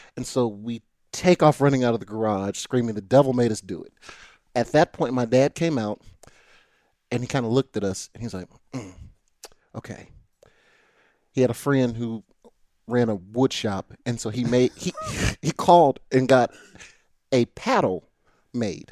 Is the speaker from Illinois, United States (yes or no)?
no; Nashville, Tennessee, United States; born or raised there; also born or lived in Brentwood, Tennessee / Chattanooga, Tennessee